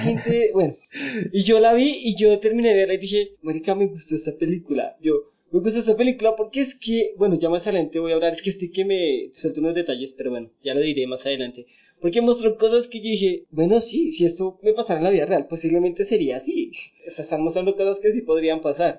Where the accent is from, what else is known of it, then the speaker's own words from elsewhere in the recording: Bogotá, Colombia; los que somos de Bogotá